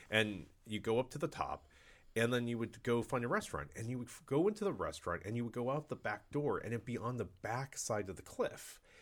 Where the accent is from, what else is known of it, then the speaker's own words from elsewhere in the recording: Cleveland, Ohio, United States; moved away; I'm from Cleveland, Ohio originally, and there's a large, um, population of, uh, Polish there. So I grew up, actually, it's funny 'cause I grew up, um, as a kid eating kielbasa